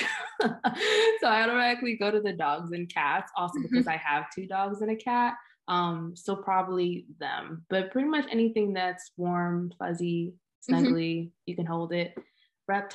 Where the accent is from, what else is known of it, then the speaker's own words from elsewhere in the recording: Connecticut, United States; also born or lived in New York (suburbs); we've been here for about 16 years or so